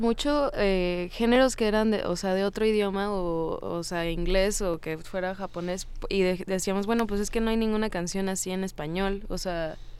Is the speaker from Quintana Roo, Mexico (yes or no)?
yes; Cancún, Quintana Roo, Mexico; Yo vivía en Cancún en ese entonces y en mi infancia